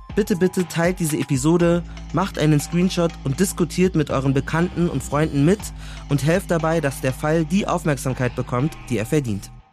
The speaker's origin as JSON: {"language": "German", "town": "Munich", "region": "Bavaria", "country": "Germany", "tie": "born or raised there", "said": "Ich bin ja aus München"}